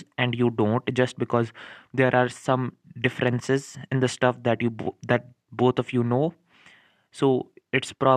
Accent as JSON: {"language": "English", "country": "India", "said": "I'm from India"}